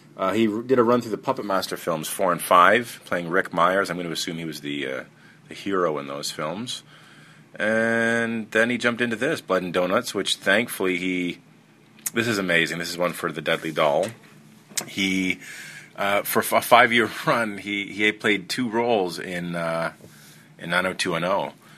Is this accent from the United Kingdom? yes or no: no; Canada; I'm Canadian